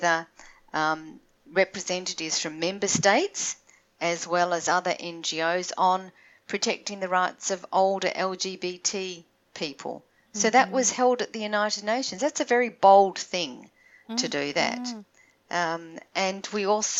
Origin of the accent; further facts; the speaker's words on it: Australia; now in Toronto, Canada; I'm an Australian living in Toronto